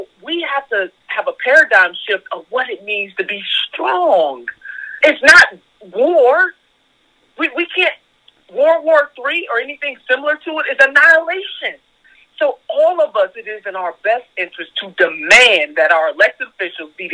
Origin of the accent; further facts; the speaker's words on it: Ohio, United States; my home state of Ohio